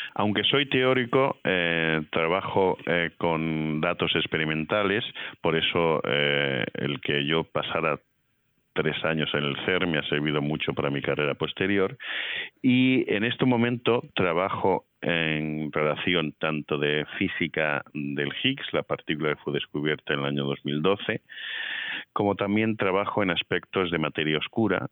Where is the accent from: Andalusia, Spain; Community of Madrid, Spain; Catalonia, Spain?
Community of Madrid, Spain; Madrid; moved away as an adult; also born or lived in Toledo / Seville / Baltimore / Geneva; now in Indiana, United States; yo nací en Toledo, eh, mi familia es del sur de España, de Sevilla, pero yo me crié en Madrid